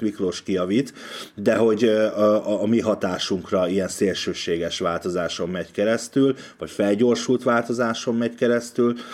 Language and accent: Hungarian; Hungary; also born or lived in Budapest; magyarként ez az ország az enyém is